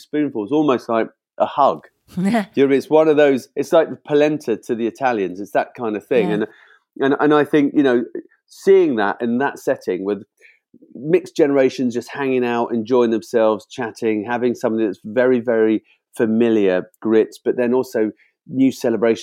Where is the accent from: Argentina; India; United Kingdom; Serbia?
United Kingdom; as a Brit